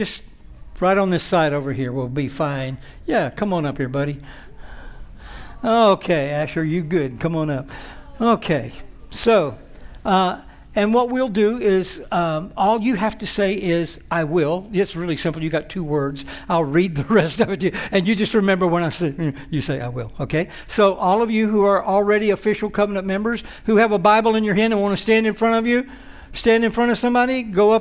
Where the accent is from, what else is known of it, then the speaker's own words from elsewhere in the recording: Alabama, United States; I grew up in Alabama